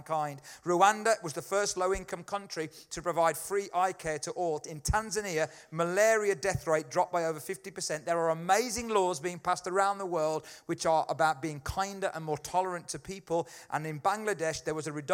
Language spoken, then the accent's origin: English; United Kingdom; being British